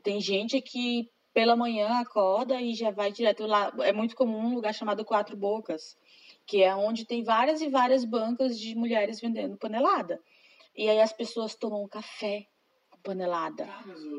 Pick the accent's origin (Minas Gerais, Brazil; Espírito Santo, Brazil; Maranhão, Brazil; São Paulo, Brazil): Maranhão, Brazil; Imperatriz; moved away as an adult; now in Frederico Westphalen, Brazil; Eu sou de Imperatriz, que é uma cidade grande